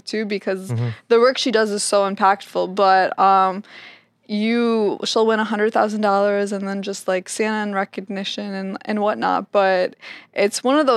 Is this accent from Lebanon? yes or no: yes; Lebanon; I'm from Lebanon. I'm mm-hmm. Lebanese